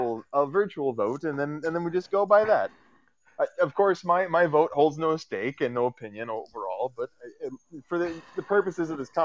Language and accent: English; Eastern Canada, Canada; Oh, yes, I'm Eastern Canadian.